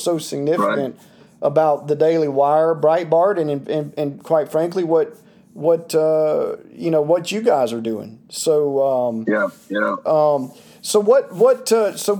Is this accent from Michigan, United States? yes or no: no; Toccoa, Georgia, United States; my hometown where I'm originally from, in Toccoa, Georgia